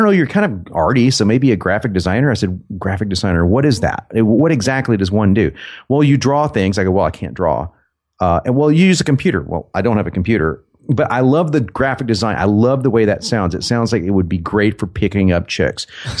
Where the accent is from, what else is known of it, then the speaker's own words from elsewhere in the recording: Dallas, Texas, United States; accent: southern and northern; also born or lived in New York; I was born in Dallas, Texas, and I grew up in Dallas and New York. We were back and forth when I was a kid, so I kind of have a southern and a northern accent put together.